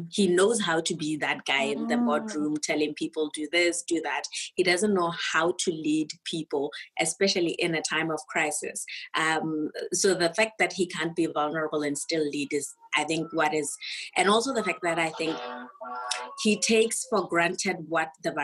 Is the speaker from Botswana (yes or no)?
yes; Botswana; moved away; I'm actually not from SA. I'm from Botswana